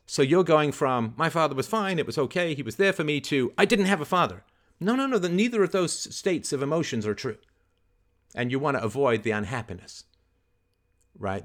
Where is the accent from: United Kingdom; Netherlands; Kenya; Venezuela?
United Kingdom; England; I had hamsters when I was growing up in England